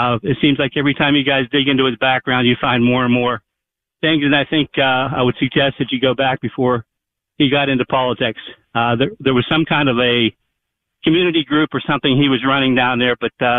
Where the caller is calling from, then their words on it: Pittsburgh, Pennsylvania, United States; I'm calling from Pittsburgh, which is next to Braddock, which our good friend John Fetterman is from.